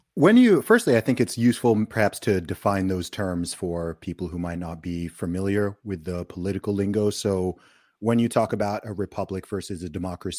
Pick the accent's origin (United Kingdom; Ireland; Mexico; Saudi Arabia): Saudi Arabia; I grew up in Saudi Arabia, and I was in an international school from kindergarten up until fifth grade.